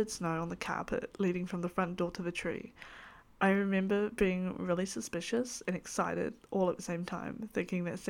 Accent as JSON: {"language": "English", "country": "New Zealand", "said": "I am a Kiwi. This meaning that I live in the beautiful country that is New Zealand"}